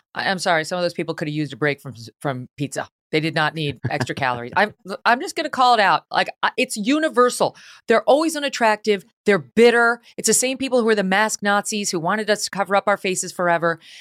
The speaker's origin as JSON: {"language": "English", "town": "Delmar", "region": "New York", "country": "United States", "tie": "born or raised there", "also_born_or_lived": "Syracuse, New York", "moved": "yes", "said": "we moved from Syracuse to Albany, so he could take that job. I grew up a stone's throw from there in a small suburb called Del Mar, uh, for my middle school and high school years"}